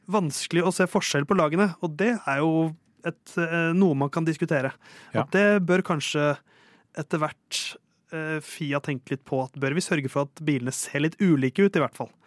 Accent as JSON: {"language": "Norwegian", "region": "Oslo", "country": "Norway", "said": "Jeg er fra Tåsen, først og fremst."}